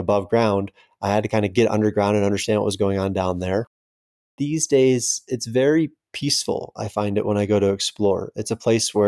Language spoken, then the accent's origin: English; Florida, United States; moved away as an adult; also born or lived in East Coast / Austin, Texas; now in Cerro Gordo, United States; I grew up in Florida